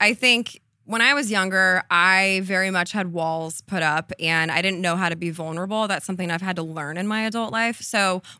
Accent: Colorado, United States; born there; also born or lived in Connecticut / Illinois; So I'm not from Laguna Beach. I was born in Colorado. I lived in Connecticut, a suburb of Chicago. So I was kind of all over. I was always the new girl.

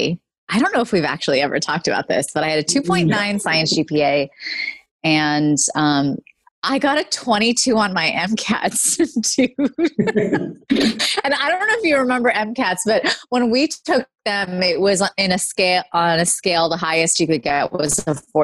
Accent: California, United States; I was born and raised in California, and my parents immigrated here from India and Pakistan

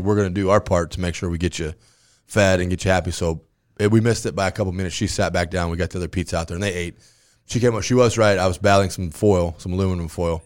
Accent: Grand Island, Nebraska, United States; I'm from Grand Island.

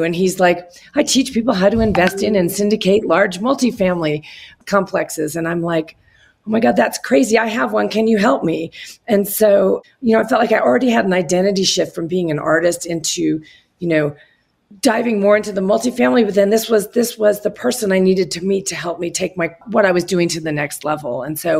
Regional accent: Boulder, Colorado, United States; I'm from Boulder, Colorado.

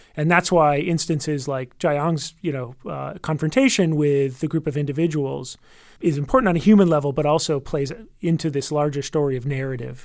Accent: United States; as an American

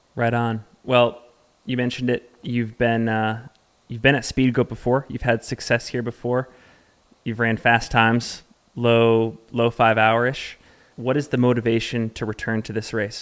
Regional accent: Salt Lake City, Utah, United States; my hometown, Salt Lake City, Utah

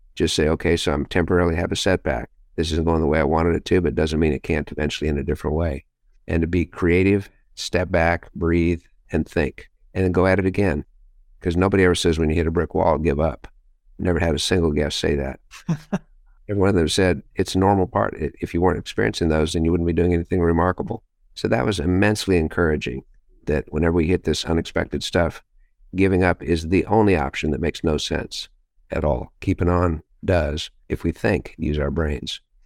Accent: Los Alamos, New Mexico, United States; Los Alamos, New Mexico is my hometown

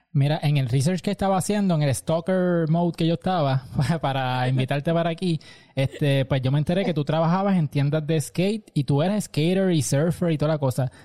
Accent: Aguadilla, Puerto Rico; yo soy de Aguadilla

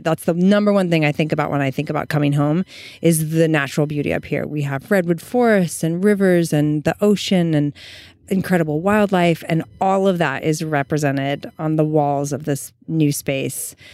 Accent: Eureka, California, United States; moved away; we're in my hometown

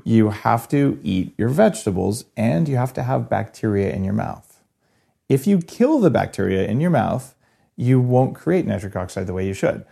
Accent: New Mexico, United States; I grew up in New Mexico where we eat these really hot green chilies

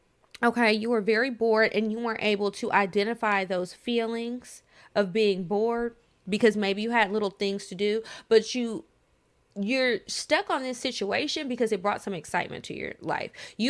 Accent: New York City, New York, United States; Side note, I'm from New York City, and it was kind of a thing to smoke on the highway at night or drive out the city and smoke in the burbs.

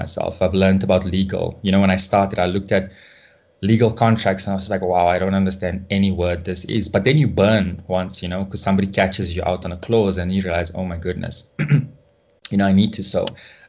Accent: South Africa; growing up in South Africa

